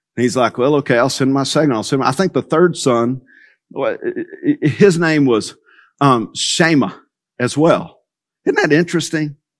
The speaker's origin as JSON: {"language": "English", "country": "United States", "said": "we're American"}